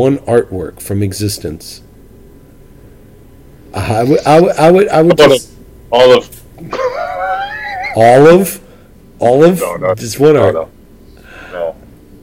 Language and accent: English; New York City, New York, United States; I'm a New Yorker